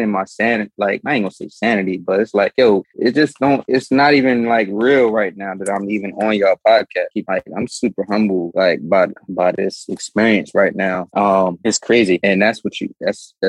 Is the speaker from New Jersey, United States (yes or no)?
yes; Trenton, New Jersey, United States; I'm from Trenton, New Jersey. You know what I'm saying? And it's the ghetto.